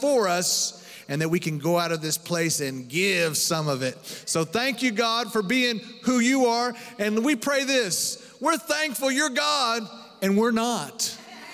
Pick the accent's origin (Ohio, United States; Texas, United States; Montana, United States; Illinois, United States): Texas, United States; Dumas; Dumas, Texas, my hometown